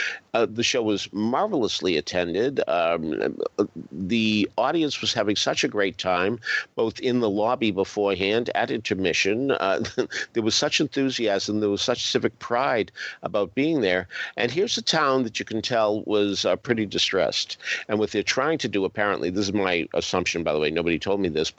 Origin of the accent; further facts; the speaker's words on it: Boston, Massachusetts, United States; moved away; I'm from Boston.